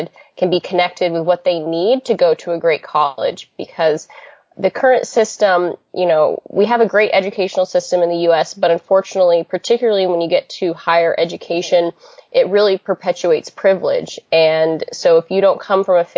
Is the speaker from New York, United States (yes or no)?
no; Idaho, United States; I grew up in Idaho